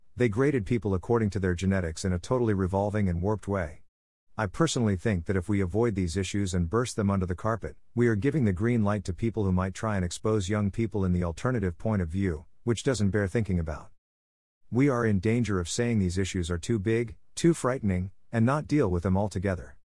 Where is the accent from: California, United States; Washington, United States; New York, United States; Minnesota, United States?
New York, United States; Long Island; I was a teenager from Long Island taking the Long Island Railroad into Manhattan